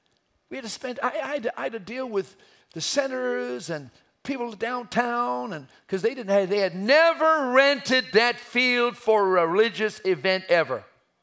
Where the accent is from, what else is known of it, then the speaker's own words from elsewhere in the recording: Umbabon, Eswatini; I was raised in Africa. I'm an African. I just happen to be white. But I was raised in, remember, a mission station, Umbabon, Swaziland.